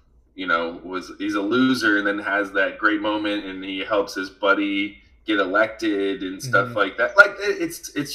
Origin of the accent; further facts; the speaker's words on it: United States; we as Americans